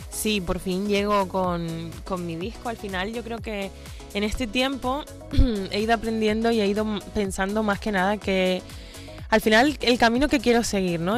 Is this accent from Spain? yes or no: yes; Canary Islands, Spain; hago cositas en Canarias también, en mi tierra